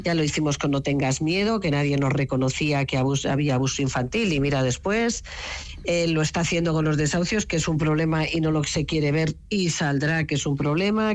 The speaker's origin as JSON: {"language": "Spanish", "region": "Navarre", "country": "Spain", "moved": "yes"}